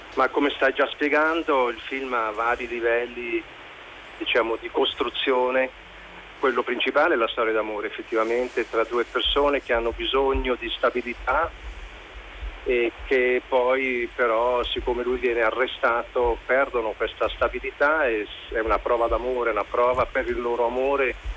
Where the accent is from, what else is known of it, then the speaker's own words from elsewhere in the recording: Switzerland; sono figlio di migranti italiani, sono cresciuto in Svizzera ma sempre anche con delle radici italiane